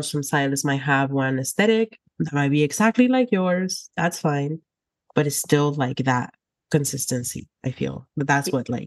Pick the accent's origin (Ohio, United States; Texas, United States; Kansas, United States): Texas, United States; Oh yeah, I came from South Texas, and in South Texas, there is a lot of high demand for our services, which is amazing.